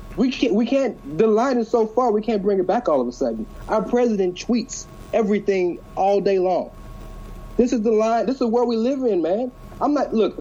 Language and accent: English; Houston, Texas, United States; I'm from Houston